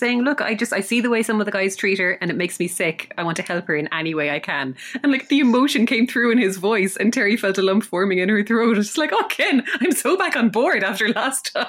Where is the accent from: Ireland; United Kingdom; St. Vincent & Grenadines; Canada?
Ireland; being Irish